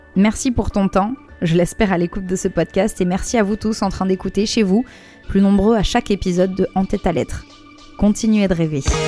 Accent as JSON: {"language": "French", "town": "Bordeaux", "region": "Nouvelle-Aquitaine", "country": "France", "also_born_or_lived": "Paris", "moved": "as an adult", "said": "chez moi, à Bordeaux. Je me décide à bosser dans un petit resto pour faire un peu d'argent, et me voilà, en septembre, direction Paris, à 19 ans"}